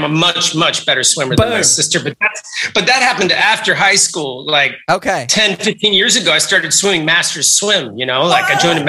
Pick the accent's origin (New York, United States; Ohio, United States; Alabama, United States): New York, United States; New York City; I grew up in New York City going to jazz clubs and going to rock clubs.